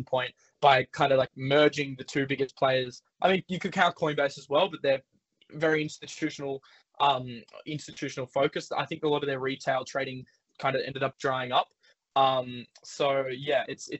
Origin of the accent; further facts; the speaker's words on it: Australia; as an Australian